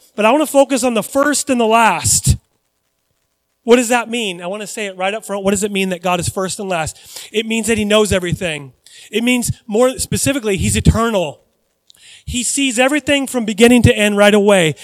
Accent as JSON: {"language": "English", "country": "United States", "tie": "born or raised there", "said": "I grew up in the United States of America"}